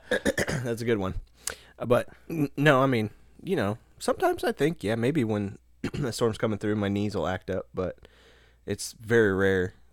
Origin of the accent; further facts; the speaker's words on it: Nebraska, United States; home to me is still back in Nebraska